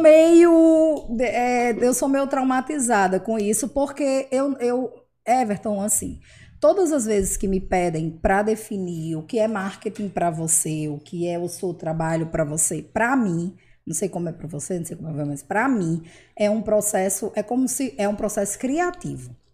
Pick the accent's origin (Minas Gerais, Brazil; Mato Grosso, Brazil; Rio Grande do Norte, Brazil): Rio Grande do Norte, Brazil; Mossoró; nasci aqui em Mossoró, eu estudei aqui a minha vida inteira, eu morei aqui a minha vida inteira.